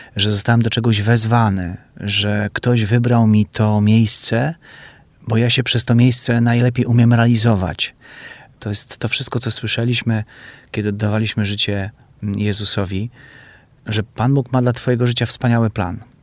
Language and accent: Polish; Białystok, Podlaskie Voivodeship, Poland; moved away as an adult; now in Warsaw, Poland; w kinie Syrena, które już nie istnieje w moim mieście w Białymstoku